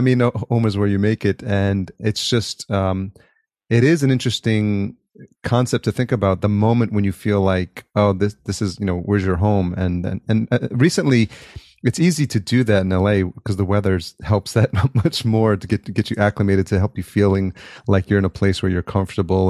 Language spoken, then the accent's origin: English; Yonkers, New York, United States; moved away as an adult; also born or lived in Atlanta; now in Los Angeles, United States; I grew up in Yonkers